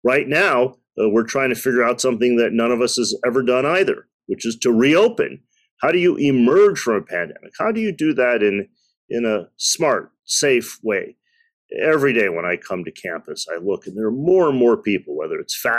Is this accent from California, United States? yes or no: no; Detroit, Michigan, United States; I was born in the United States. My parents came in the early 1960s. So I'm a child of the 70s from the Midwest, the Motor City.